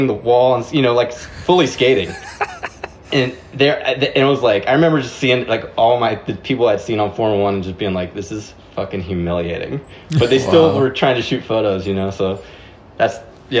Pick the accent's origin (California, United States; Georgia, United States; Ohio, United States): Ohio, United States; Cincinnati; I grew up in Cincinnati, Ohio